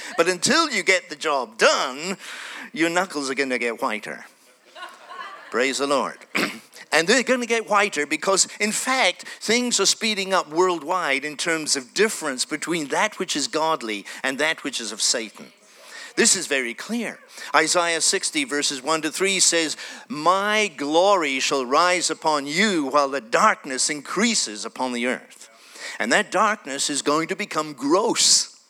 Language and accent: English; Tanzania; born there; And I was born in Tanzania. My parents were born in Kenya.